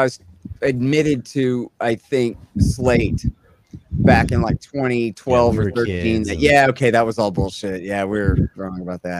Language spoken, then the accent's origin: English; Texas, United States; I'm an American, but I'm from Texas